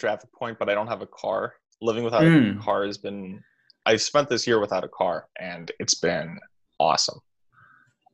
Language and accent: English; California, United States; moved away as an adult; also born or lived in Greenwich, Connecticut; now in Philadelphia, United States; I have lived in California for as long as I can remember. I was born in Greenwich, Connecticut